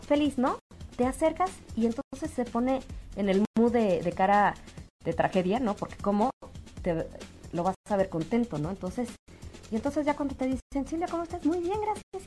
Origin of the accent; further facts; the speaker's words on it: Mexico; como mamá, como mexicana, como ciudadana, como católica